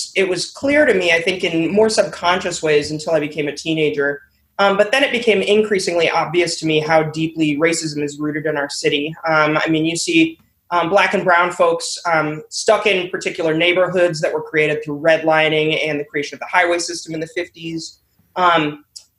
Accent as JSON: {"language": "English", "town": "Minneapolis", "region": "Minnesota", "country": "United States", "tie": "born or raised there", "said": "I grew up in Minneapolis. I'm from here originally."}